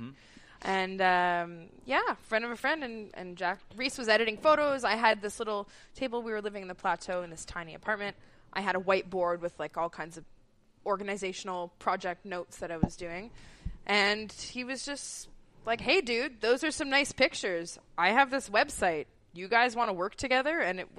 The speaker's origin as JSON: {"language": "English", "town": "Mississauga", "region": "Ontario", "country": "Canada", "said": "But yeah, we came from Mississauga."}